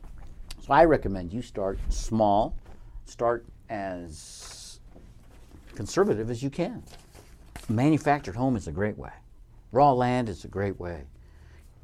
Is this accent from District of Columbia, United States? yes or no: no; Colorado, United States; moved away as an adult; also born or lived in Arizona; I left my home state of Colorado for better opportunities